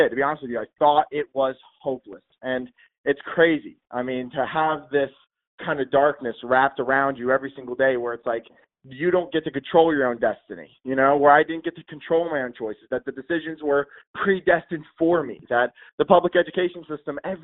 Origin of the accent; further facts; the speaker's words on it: Trenton, New Jersey, United States; now in North Carolina, United States; I grew up in Trenton, New Jersey. So I was born in Trenton